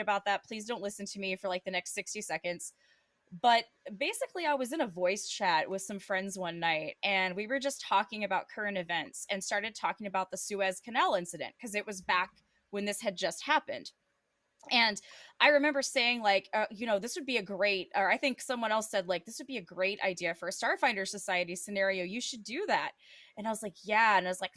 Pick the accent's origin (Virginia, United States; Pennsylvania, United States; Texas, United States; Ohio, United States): Texas, United States; Texas, which is my home state